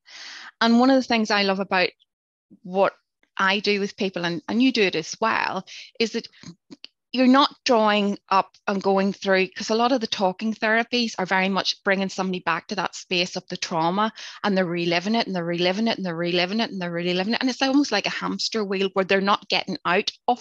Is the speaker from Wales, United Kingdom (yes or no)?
no; Northern Ireland, United Kingdom; growing up in Northern Ireland during the Troubles